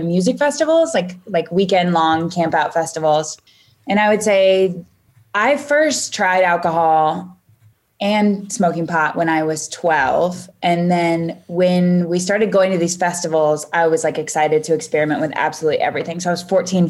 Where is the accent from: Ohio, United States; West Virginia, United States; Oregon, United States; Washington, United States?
Oregon, United States; Portland; also born or lived in Chico, California / San Francisco, California; I was born in Northern California and my parents split up when I was very young. And so I split half of my time between Portland, Oregon and Chico, California.